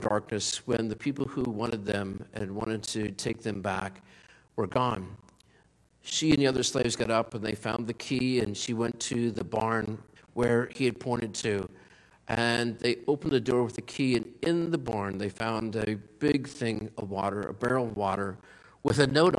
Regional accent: Pennsylvania, United States; in Pennsylvania, where I grew up in the German country there, German Dutch

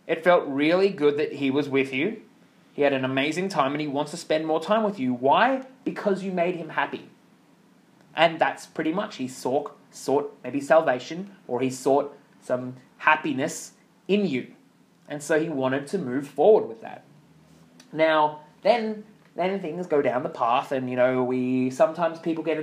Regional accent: Australia; accent: Australian; I grew up in Australia

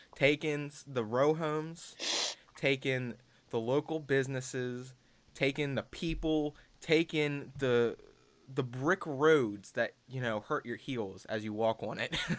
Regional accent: Baltimore, Maryland, United States

